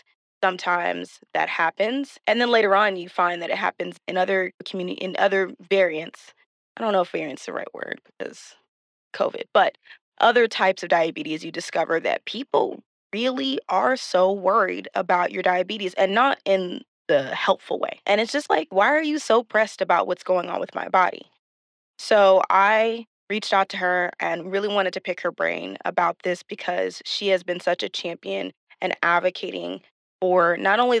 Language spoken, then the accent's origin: English; Texas, United States; We're both from Texas